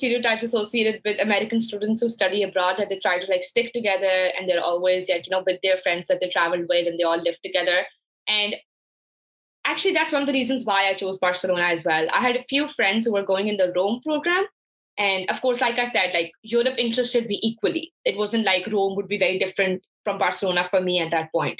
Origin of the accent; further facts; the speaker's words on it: Lahore, Punjab, Pakistan; moved away as an adult; also born or lived in Hartford, Connecticut; I was born and raised in Lahore, Pakistan